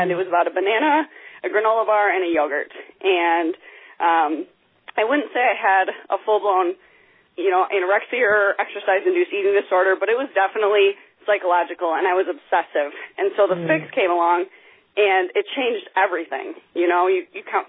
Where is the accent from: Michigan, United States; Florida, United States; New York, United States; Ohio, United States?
Michigan, United States; Grand Rapids; now in Grand Haven, United States; I am originally from Grand Rapids, Michigan, and I currently live along the lakeshore in Grand Haven, Michigan